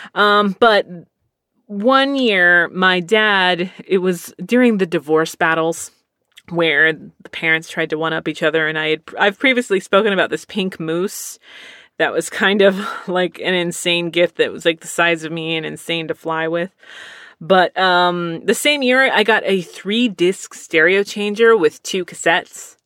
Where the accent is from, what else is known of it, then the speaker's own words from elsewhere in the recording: Cleveland, Ohio, United States; I'm from the Cleveland area